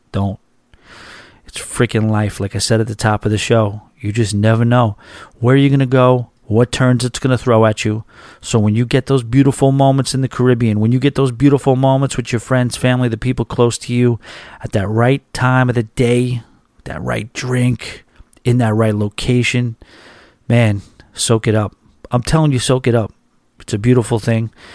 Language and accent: English; New York, United States; moved away as an adult; now in Boca Raton, United States; I'm a New Yorker